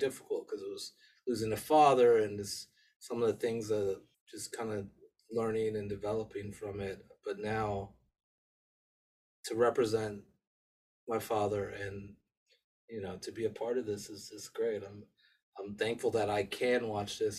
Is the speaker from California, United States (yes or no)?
yes; Los Angeles, California, United States; also born or lived in England; I was raised in Los Angeles in America